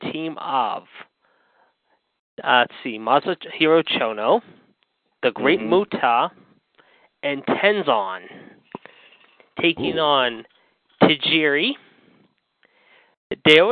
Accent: Pittsburgh, Pennsylvania, United States; Being from Pittsburgh, Kurt Angle's my hometown

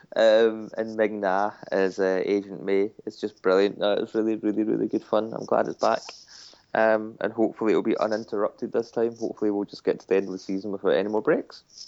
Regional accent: United Kingdom; we're British

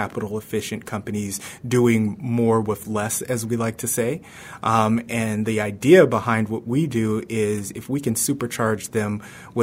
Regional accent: Bay Area, Silicon Valley, California, United States; moved away as an adult; also born or lived in New York; I grew up in the Bay Area in the Silicon Valley

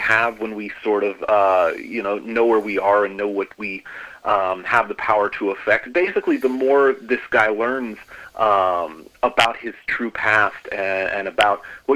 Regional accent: United States; also born or lived in Peoria, Illinois; as an American who's done some traveling abroad

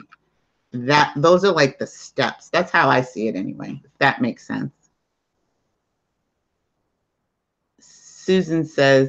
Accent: New York City, New York, United States; accent: New York; I'm in New York too. Can't you tell by my accent? So is my sister. We're both in New York. I'm in Staten Island

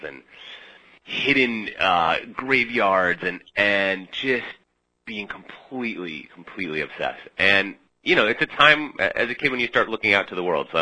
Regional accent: Minneapolis, Minnesota, United States; moved away as an adult; also born or lived in Midwest; now in New York, United States; I grew up in the Midwest going on crazy road trips with my parents and visiting some kind of unusual sites, and spent my teenage years in Minneapolis

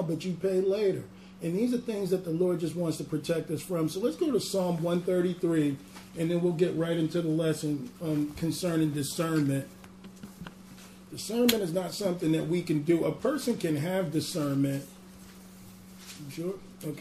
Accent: New York, United States; accent: New York; my New York accent

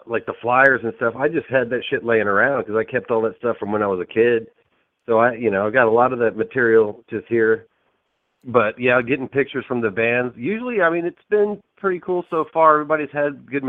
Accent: Austin, Texas, United States; I grew up listening to this shit here in Texas. I grew up in Austin

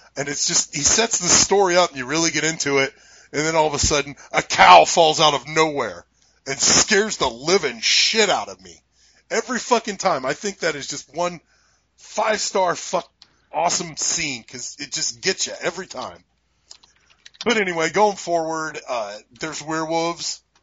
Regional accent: United States; we're American

